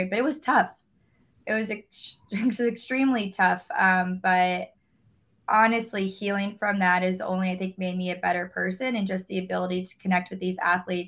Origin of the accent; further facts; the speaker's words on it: Orlando, Florida, United States; I'm from Orlando, so not too far of a drive